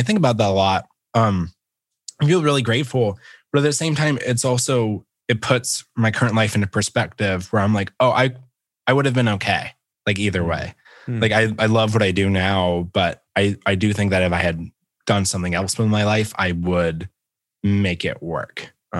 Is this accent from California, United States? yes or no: no; Phenix City, Alabama, United States; And I grew up in the South. I grew up in a place called Phenix City. And it's like right on the border of Alabama and Georgia.